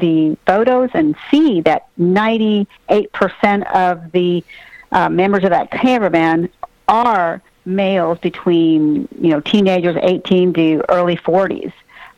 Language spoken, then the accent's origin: English; Texas, United States; I'm from Texas